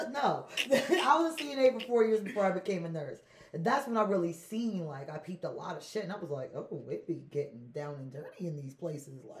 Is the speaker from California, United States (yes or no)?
no; Harrisburg, Pennsylvania, United States; born there; I was born in Harrisburg Hospital, but I'm not American.